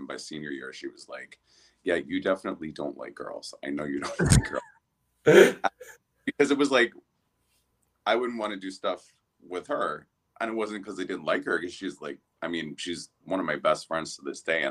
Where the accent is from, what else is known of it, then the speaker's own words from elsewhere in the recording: New Jersey, United States; moved away as an adult; also born or lived in Wilton Manors, Florida; now in Miami, United States; I am originally from New Jersey